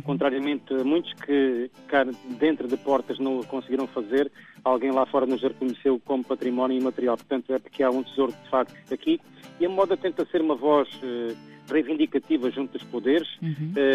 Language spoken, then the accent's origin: Portuguese; Alentejo, Portugal; nós, enquanto alentejanos